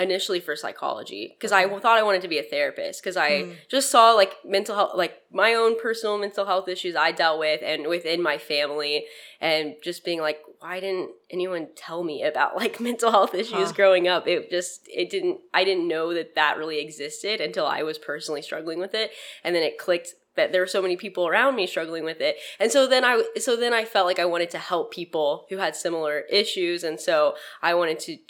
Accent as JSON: {"language": "English", "town": "Arlington", "region": "Texas", "country": "United States", "tie": "born or raised there", "also_born_or_lived": "Amarillo, Texas / Austin, Texas", "said": "I grew up in Arlington, like DFW area"}